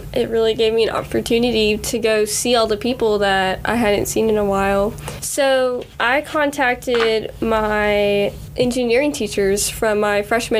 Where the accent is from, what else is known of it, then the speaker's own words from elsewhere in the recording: Mauriceville, Texas, United States; I'm from Mauriceville.